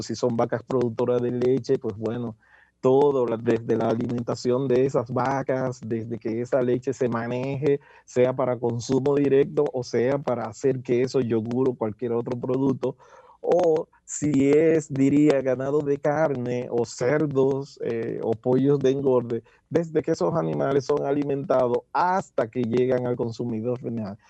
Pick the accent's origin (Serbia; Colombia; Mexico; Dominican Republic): Dominican Republic; moved away as an adult; now in Pennsylvania, United States; trabajé como muchos dominicanos que tenemos que buscar de qué vivir